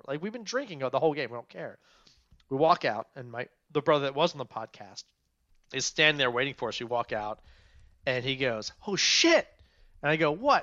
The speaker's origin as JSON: {"language": "English", "area": "Montgomery County", "region": "Maryland", "country": "United States", "tie": "born or raised there", "also_born_or_lived": "Frederick, Maryland", "said": "I'm a Maryland guy. I grew up in Montgomery County."}